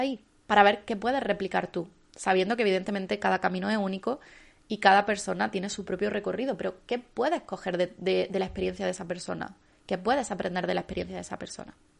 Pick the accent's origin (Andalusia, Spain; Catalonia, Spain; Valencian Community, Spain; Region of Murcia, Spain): Andalusia, Spain; como andaluza no puedo decir bien